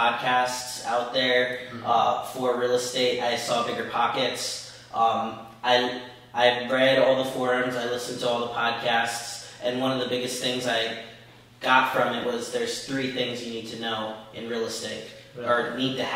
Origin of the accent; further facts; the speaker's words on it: Belleville, New Jersey, United States; Belleville, my hometown